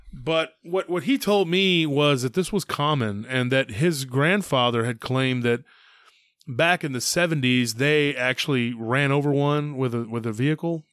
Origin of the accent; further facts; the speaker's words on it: near Lake Granger, Texas, United States; near my hometown, near Lake Granger